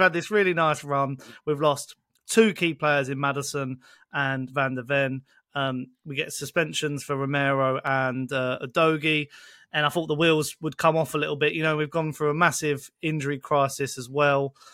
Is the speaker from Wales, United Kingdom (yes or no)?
no; Essex, East of England, United Kingdom; moved away; I'm originally from Essex